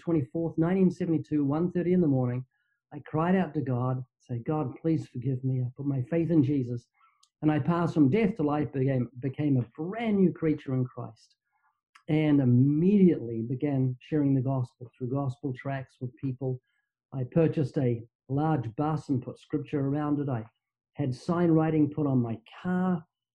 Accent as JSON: {"language": "English", "country": "New Zealand", "tie": "born or raised there", "moved": "as an adult", "lives_now": "Southern California, United States", "said": "you might notice I have a slight accent. That's because I'm from New Zealand, down under. I've been living in Southern California for, I think, 31 years, but I was born twice in New Zealand"}